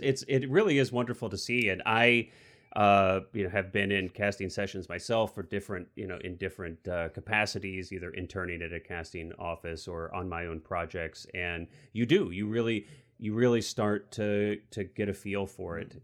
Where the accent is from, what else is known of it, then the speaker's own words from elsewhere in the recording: Missouri, United States; now I'm from Missouri